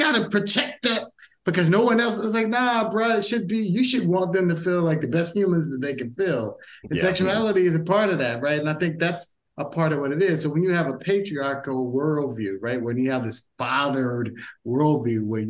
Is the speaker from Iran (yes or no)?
no; United States; I'm American as fuck